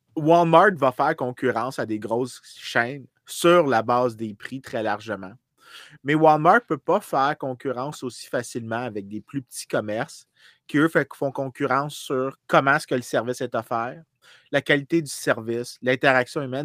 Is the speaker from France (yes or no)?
no; Saint-Lambert, Quebec, Canada; j'ai grandi dans la Grande République de Saint-Lambert